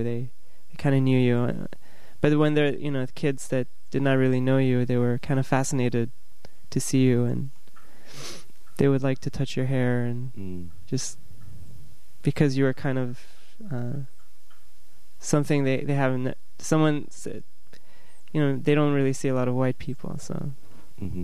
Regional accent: Bamenda, North-West Region, Cameroon; moved away as an adult; now in United States; I grew up in Cameroon, which is a country

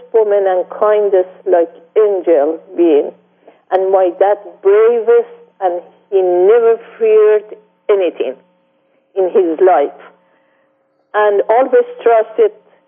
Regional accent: Mashhad, Razavi Khorasan, Iran; English is a second language; moved away as an adult; I was born on 1938 in Mashhad in Iran

